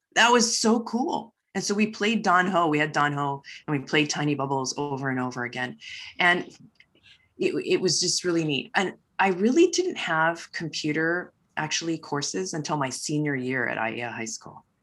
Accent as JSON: {"language": "English", "town": "Waipahu", "region": "Hawaii", "country": "United States", "tie": "born or raised there", "said": "I was born and raised here in Hawaii"}